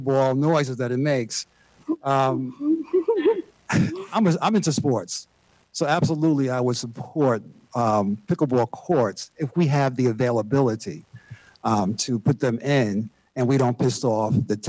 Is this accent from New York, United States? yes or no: yes; New York, United States; now in Huntersville, United States; having been born and raised in New York, the major mass transportation city in the world